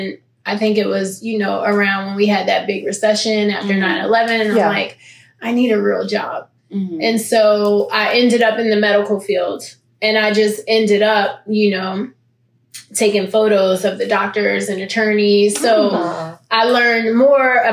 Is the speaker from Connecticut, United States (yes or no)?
no; Philadelphia, Pennsylvania, United States; also born or lived in Germany / New Jersey; I am from Philly. Okay. I am born in Philly. I moved to Germany when I was two